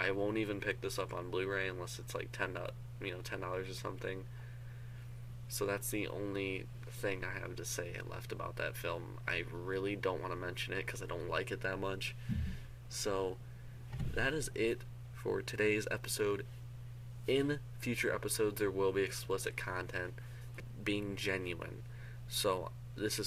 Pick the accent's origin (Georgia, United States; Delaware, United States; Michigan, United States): Michigan, United States; also born or lived in Seattle, Washington, United States; I live in Michigan. I'm originally from Seattle. I moved here when I was like 6 or 7 years old